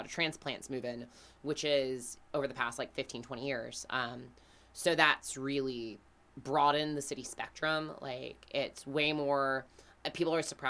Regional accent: Greenville, South Carolina, United States; We are from Greenville, South Carolina

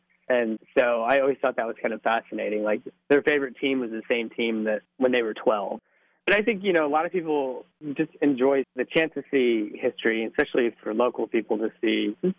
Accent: South Williamsport, Pennsylvania, United States; I grew up here in South Williamsport, so Little League is pretty much a part of your life if you're in this town.

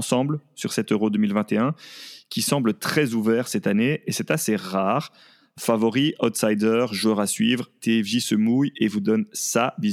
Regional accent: Belgium; Nous, en tant que Belges euh, de manière générale

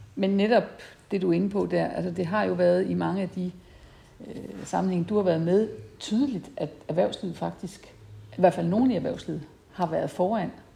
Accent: Esbjerg, Southern Denmark, Denmark; jeg var fra Esbjerg, og fiskeriet, det fyldte faktisk

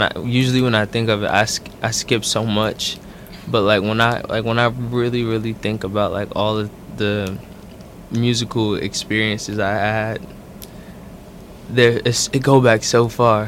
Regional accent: Newark, New Jersey, United States; I was born and raised in Newark, New Jersey. Brick City. Yeah. South Ward

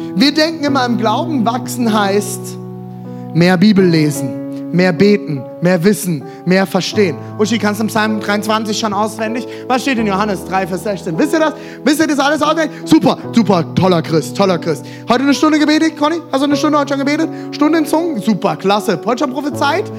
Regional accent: Germany; als Deutsche

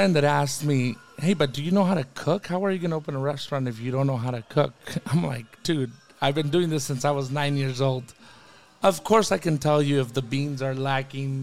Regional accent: Jalisco, Mexico; now in Ventura, United States; I'm from Jalisco

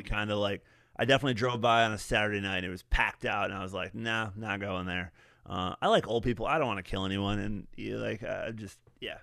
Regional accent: West Michigan, United States; moved away; When I was a young man growing up in West Michigan

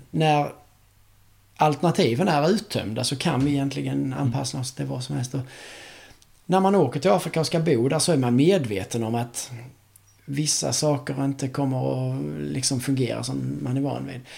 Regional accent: Sweden; som svensk

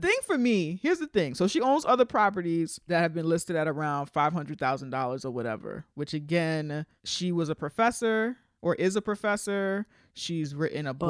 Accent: New York City, New York, United States; we're from New York

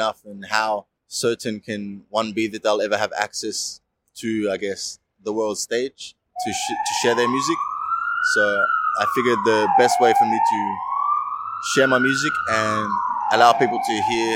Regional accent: Melbourne, Victoria, Australia; I'm from Melbourne City.

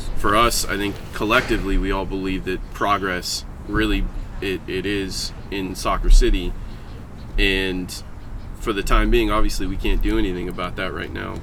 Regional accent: San Diego, California, United States; growing up in San Diego

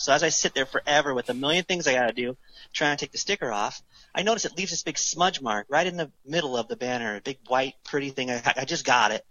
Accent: United States; I'm an American

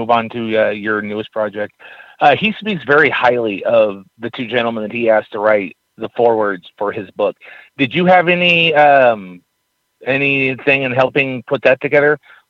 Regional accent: Eureka, California, United States; back in my hometown in a small little town in Eureka, California.

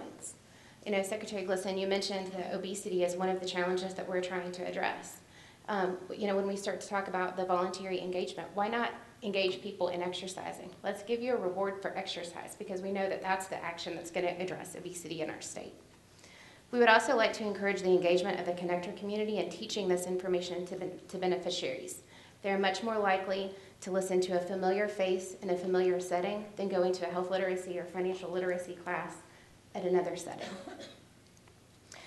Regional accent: Berea, Kentucky, United States; I'm from Berea, Kentucky

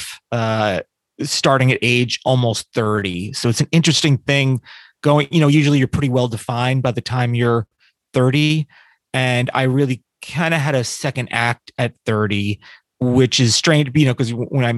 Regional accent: Newburgh, New York, United States; also born or lived in New Jersey / Poughkeepsie, New York; at about 10, I moved to upstate New York

